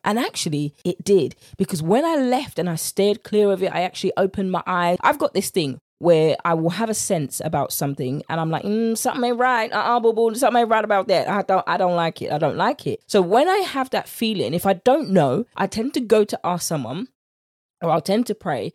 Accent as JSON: {"language": "English", "country": "United Kingdom", "accent": "British", "said": "my British accent"}